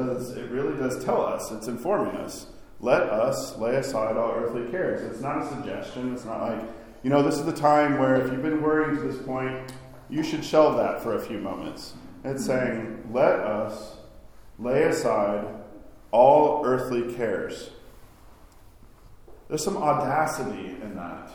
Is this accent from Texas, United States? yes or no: no; Arkansas, United States; now in New York, United States; I grew up in Arkansas, where we had pretty moderate winters